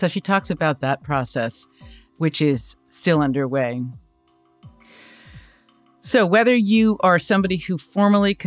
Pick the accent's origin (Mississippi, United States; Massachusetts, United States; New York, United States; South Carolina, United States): New York, United States; Long Island; I grew up on Long Island